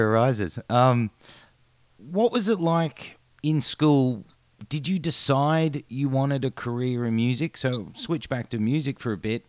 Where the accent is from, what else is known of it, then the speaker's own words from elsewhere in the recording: Australia; as an Australian